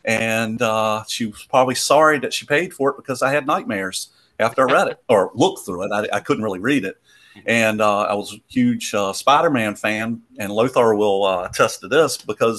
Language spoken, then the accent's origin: English; Williamsburg, Virginia, United States; I'm from Williamsburg, Virginia. I'm probably the only guy here that's on the East Coast, I believe.